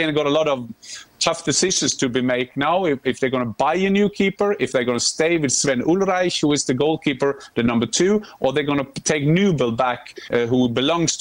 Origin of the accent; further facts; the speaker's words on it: Norway; I'm from Norway.